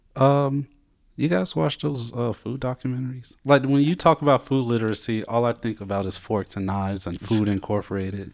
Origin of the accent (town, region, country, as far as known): Montgomery, Alabama, United States; moved away